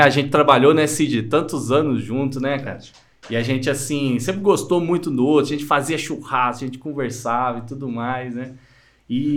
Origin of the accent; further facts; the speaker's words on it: Minas Gerais, Brazil; accent: mineirês; de tão mineirês que é aqui